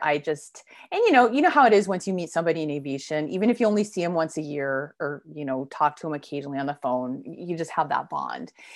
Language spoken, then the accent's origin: English; East Coast, United States; moved away; I'm originally from the East Coast, so I was visiting family in Connecticut